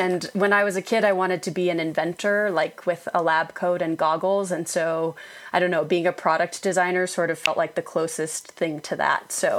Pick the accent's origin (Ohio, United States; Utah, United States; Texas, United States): Utah, United States; also born or lived in Boston / Iowa / Germany / London; I was born in Boston and sort of spent my childhood years in Iowa and Germany and then went to high school in Utah and also in London. But Utah is where I feel like I'm from, and that's where I am now.